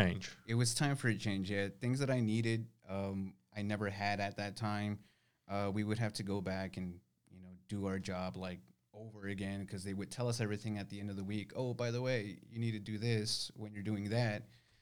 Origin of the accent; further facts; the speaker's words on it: San Antonio, Texas, United States; also born or lived in Nuevo Laredo / Houston; No, I was born in Nuevo Laredo, Mexico. We moved over to Houston before I could even walk, and then slightly after we moved here to San Antonio. So, I mean, my whole life has been here.